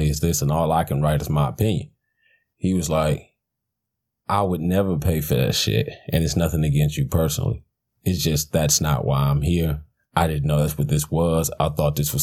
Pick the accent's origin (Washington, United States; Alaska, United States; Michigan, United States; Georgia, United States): Michigan, United States; Detroit; I'm from Detroit